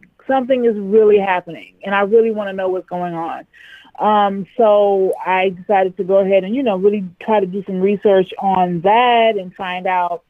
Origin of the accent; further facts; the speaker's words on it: right outside of Cleveland, Ohio, United States; also born or lived in Tanzania / Charlotte, North Carolina / Washington, D.C.; My mom is African-American, and my dad is Tanzanian. And I grew up in Ohio, like right outside of Cleveland, Ohio.